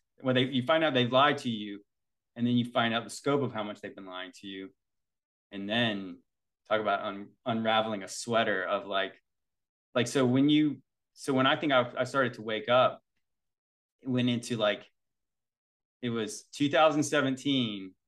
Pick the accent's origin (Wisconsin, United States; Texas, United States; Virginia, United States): Virginia, United States; So we're from Virginia.